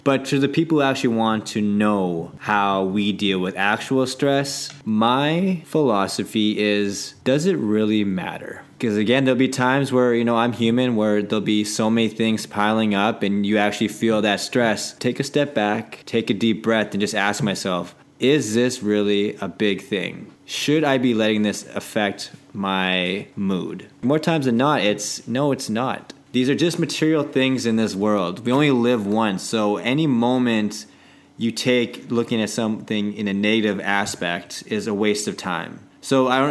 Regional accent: Canada; I'm very Canadian.

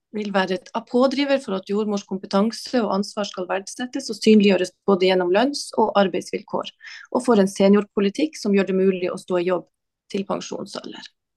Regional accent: Harstad, Troms, Norway; Og jeg er fra Harstad, og jeg jobber i Harstad.

